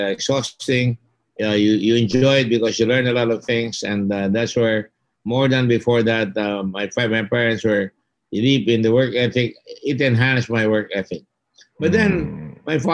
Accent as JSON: {"language": "English", "country": "Philippines", "tie": "born or raised there", "said": "I'm both American and Filipino, growing up in an American-Filipino community with a base"}